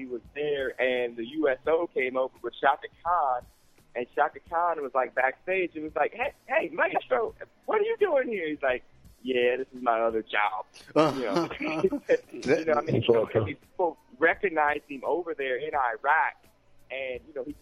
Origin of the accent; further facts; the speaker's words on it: Ohio, United States; We're all from Ohio